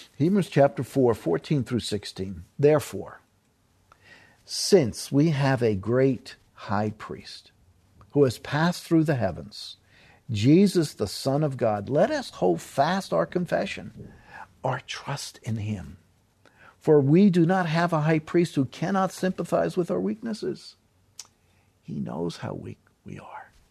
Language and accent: English; New York City, New York, United States; moved away; I'm from New York City.